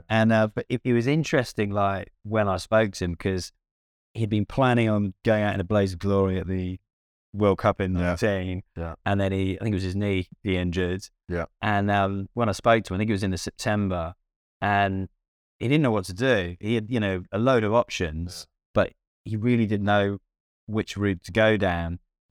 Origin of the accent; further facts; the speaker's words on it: Cardiff, Wales, United Kingdom; so I'm from Cardiff, and Cardiff's my club.